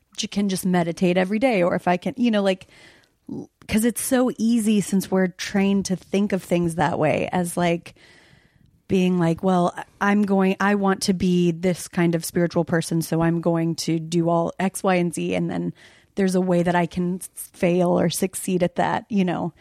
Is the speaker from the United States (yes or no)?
yes; West Coast, United States; I was born and raised on the West Coast.